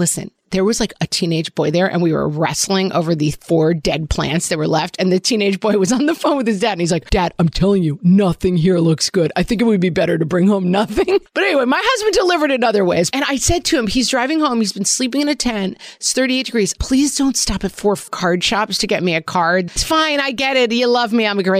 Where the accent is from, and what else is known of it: Ireland